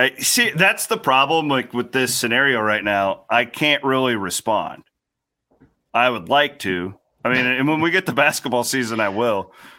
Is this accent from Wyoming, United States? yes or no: no; Iowa, United States; I grew up an Iowa fan and I grew up.